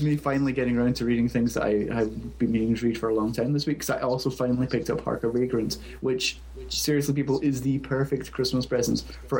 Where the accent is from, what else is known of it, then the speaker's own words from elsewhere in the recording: Scotland, United Kingdom; accent: Scottish; I will try and tone down my Scottish accent.